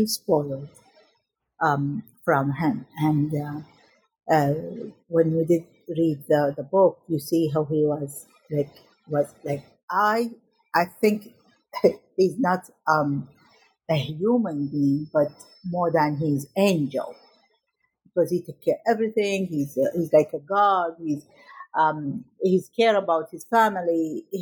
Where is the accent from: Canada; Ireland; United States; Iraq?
Iraq; Najaf, Najaf Governorate; moved away; I was born in Iraq in 1967, and I was a vivacious child who loved my family and loved the school, I remember in my first day in middle school in Najaf, in Iraq